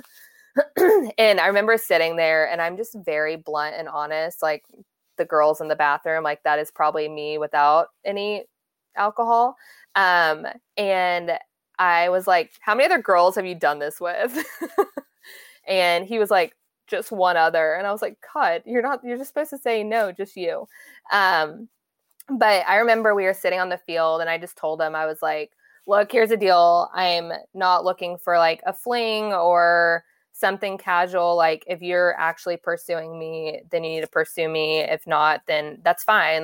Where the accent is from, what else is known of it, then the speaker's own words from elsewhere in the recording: Dallas, Texas, United States; I'm originally from Dallas